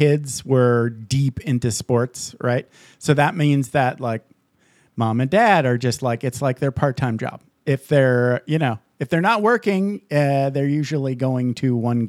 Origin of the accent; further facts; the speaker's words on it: Upper Peninsula, Michigan, United States; I grew up in Upper Peninsula, Michigan.